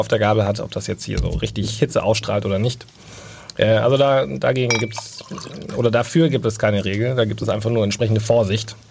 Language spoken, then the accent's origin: German; Bavaria, Germany; bei uns in Bayern